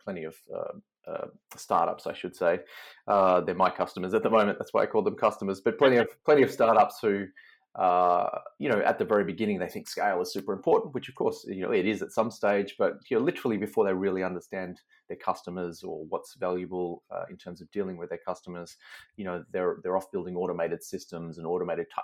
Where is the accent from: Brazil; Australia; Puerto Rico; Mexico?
Australia; Melbourne, Victoria; moved away; also born or lived in Seattle; But I'm from Melbourne originally.